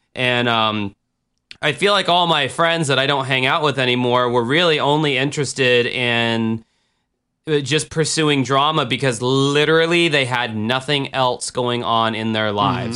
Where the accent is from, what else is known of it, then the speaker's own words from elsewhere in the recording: United States; as an American